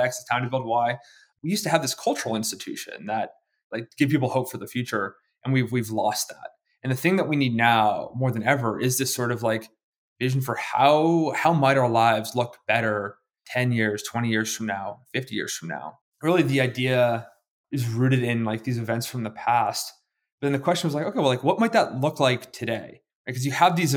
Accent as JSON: {"language": "English", "region": "Pacific Northwest", "country": "United States", "said": "I'm 10 years old. I'm from the Pacific Northwest."}